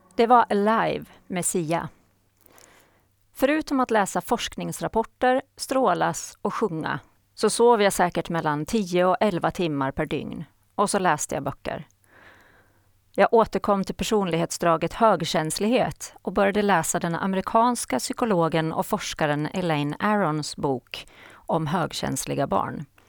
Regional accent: Haraldsby, Åland Islands; moved away as an adult; now in Sweden; Jag är född och uppvuxen på Åland och bor sedan 1994 i Sverige.

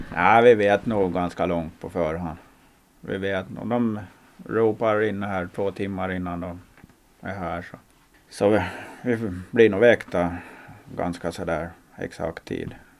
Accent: Åland Islands; Vi är två ålänningar

